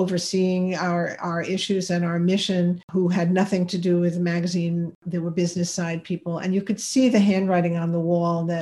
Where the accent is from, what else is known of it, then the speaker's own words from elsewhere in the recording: New York, United States; I'm a New Yorker